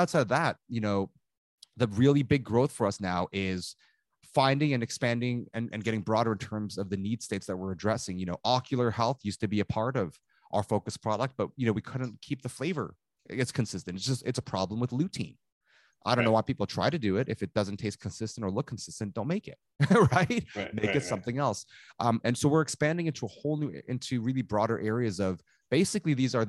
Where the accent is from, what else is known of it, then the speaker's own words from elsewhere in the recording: Toronto, Ontario, Canada; I grew up in Toronto